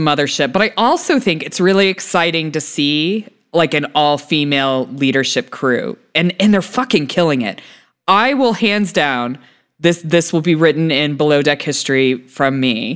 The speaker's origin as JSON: {"language": "English", "country": "United States", "also_born_or_lived": "United Kingdom", "said": "as a American who lived in Britain"}